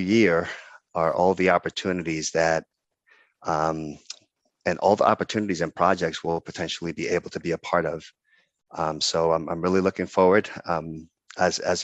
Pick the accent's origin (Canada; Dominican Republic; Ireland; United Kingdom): Dominican Republic; moved away as an adult; now in United States; I'm originally from the Dominican Republic